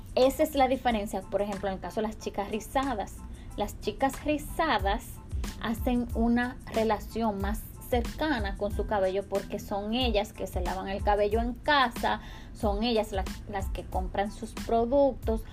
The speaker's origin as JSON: {"language": "Spanish", "country": "Dominican Republic", "said": "yo soy dominicana y vengo de una cultura"}